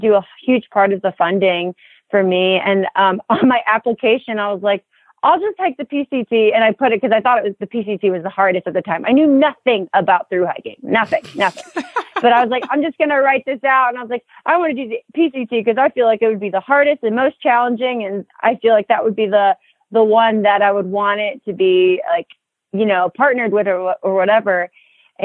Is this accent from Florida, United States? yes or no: yes; Miami, Florida, United States; moved away as an adult; also born or lived in East Tennessee; I grew up in Miami, Florida